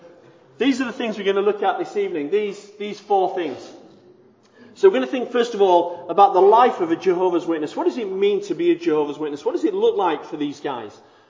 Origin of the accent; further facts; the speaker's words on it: Bradford, Yorkshire and the Humber, United Kingdom; I'm from Bradford